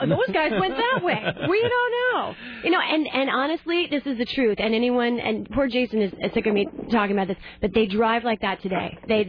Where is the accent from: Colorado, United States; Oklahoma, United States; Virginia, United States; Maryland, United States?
Virginia, United States; I'm from Virginia.